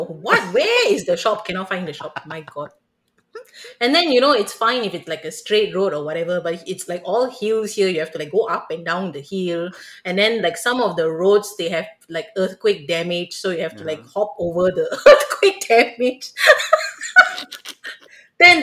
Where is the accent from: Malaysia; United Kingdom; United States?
Malaysia; moved away; I'm Malaysian.